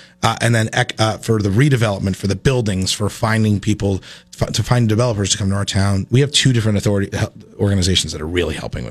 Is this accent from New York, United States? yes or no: no; Rutland, Vermont, United States; I grew up in Rutland.